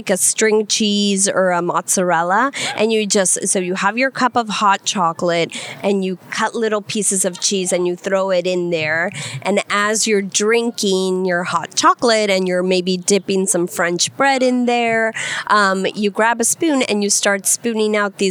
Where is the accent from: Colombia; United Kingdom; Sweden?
Colombia; moved away; also born or lived in Virginia, United States / Washington, D.C., United States; I was born in Virginia, and I lived there until I was 7 years old, and then I went to live to Colombia.